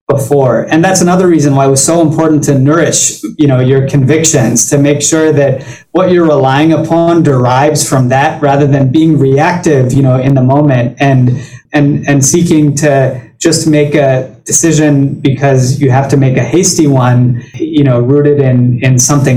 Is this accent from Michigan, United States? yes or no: no; Baton Rouge, Louisiana, United States; moved away as an adult; now in New York City, United States; I grew up in Baton Rouge